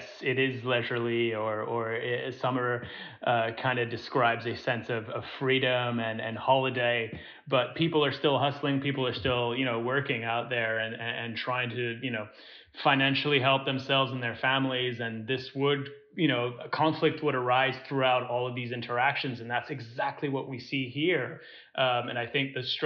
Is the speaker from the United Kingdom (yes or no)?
no; Singapore; moved away; we grew up in Singapore